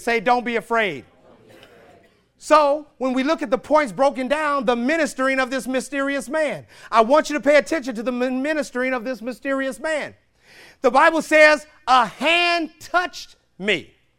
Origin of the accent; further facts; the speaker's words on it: St. Louis, Missouri, United States; I grew up in St. Louis, Missouri